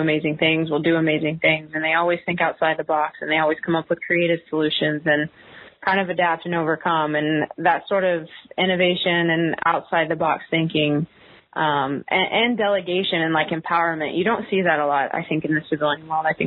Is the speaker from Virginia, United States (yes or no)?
no; Houston, Texas, United States; moved away as an adult; also born or lived in Hawaii; now in Austin, United States; I came back to Texas. I'm originally from Houston, and I actually moved back to Austin